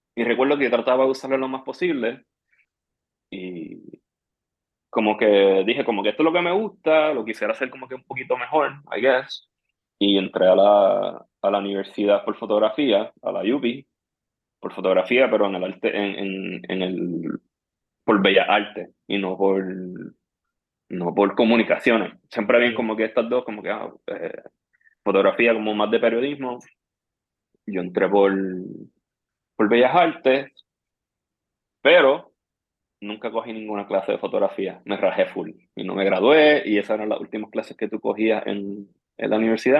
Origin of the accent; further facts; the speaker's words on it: Trujillo Alto, Puerto Rico; yo me crié en Trujillo Alto